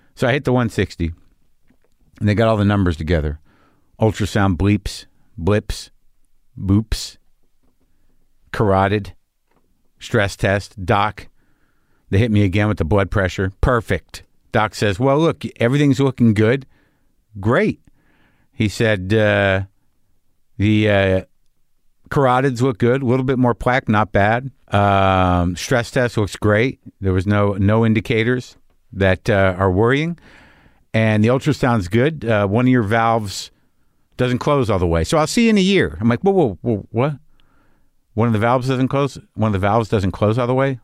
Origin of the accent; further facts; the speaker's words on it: New Mexico, United States; I grew up in New Mexico